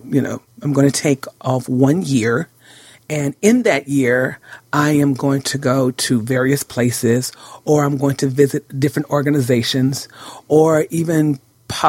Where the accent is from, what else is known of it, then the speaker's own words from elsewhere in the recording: California, United States; moved away as an adult; now in Aberdeen, United Kingdom; I'm from California